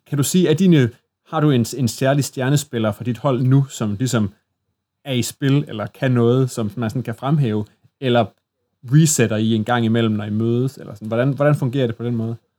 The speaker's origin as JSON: {"language": "Danish", "town": "Assens", "region": "Southern Denmark", "country": "Denmark", "said": "i Assens, hvor jeg kommer fra, der spillede folk så Warhammer Fantasy Battle"}